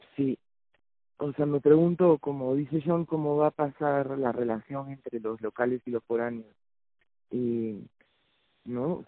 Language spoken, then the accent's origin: Spanish; Lima, Peru; yo soy de Lima